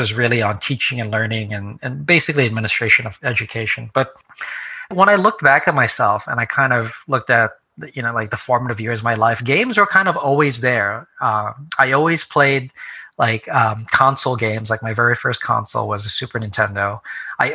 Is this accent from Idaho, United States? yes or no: no; New Jersey, United States; So I came back to the New York City area where I grew up because I'm from New Jersey originally.